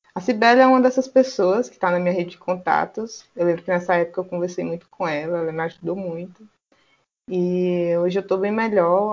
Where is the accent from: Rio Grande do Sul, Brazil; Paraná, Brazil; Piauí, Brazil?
Piauí, Brazil; Teresina; eu sou daqui de Teresina, no Piauí